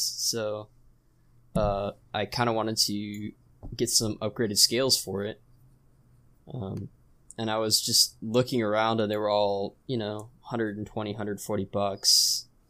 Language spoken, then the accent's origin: English; California, United States; I'm from California